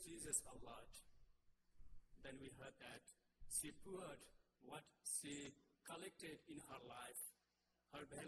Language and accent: English; Nepal; moved away as an adult; I'm from Nepal